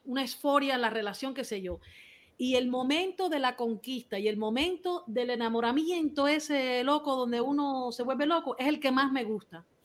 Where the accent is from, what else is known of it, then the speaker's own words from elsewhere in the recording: Cuba; Aquí todos somos cubanos